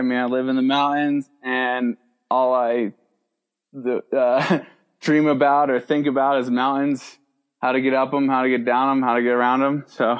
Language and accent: English; New York, United States; moved away as an adult; now in Alta, United States; I grew up in New York, so I was probably 2 hours from the closest trailhead, Appalachian trailhead.